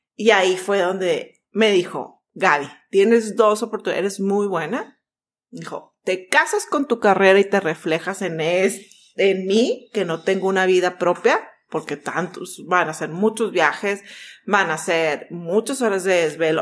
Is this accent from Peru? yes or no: no; Mexico; also born or lived in Vancouver, Canada; Salimos de la misma escuela, somos mexicanas